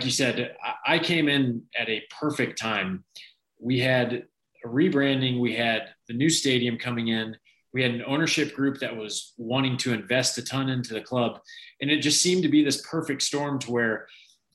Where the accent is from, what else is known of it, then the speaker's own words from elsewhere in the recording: Kansas City, United States; I'm Kansas City born and raised